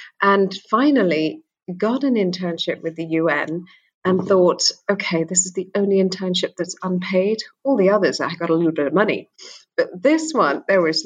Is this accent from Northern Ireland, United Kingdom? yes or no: no; London, United Kingdom; also born or lived in Sri Lanka (ancestry); I'm from Sri Lanka. I was born in London. My parents are from Sri Lanka, and they're Sri Lankan Tamils